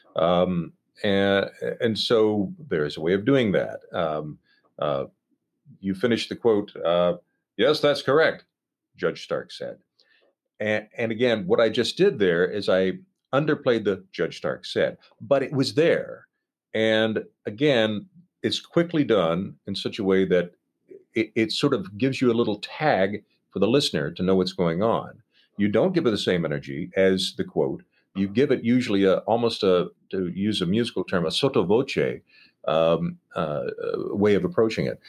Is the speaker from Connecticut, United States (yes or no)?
no; Nashville, Tennessee, United States; I grew up outside of Nashville, Tennessee.